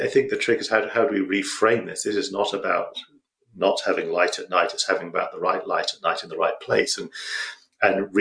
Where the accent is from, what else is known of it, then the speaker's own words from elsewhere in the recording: United Kingdom; I'm British